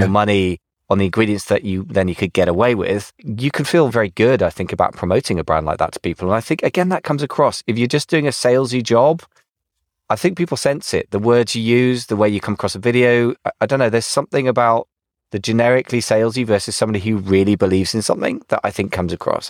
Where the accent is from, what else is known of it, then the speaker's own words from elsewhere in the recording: United Kingdom; accent: English; now in United States; being British in America